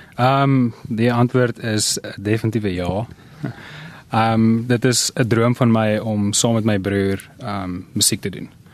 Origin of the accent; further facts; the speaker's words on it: Pretoria, Gauteng, South Africa; ons het in Pretoria groot geword.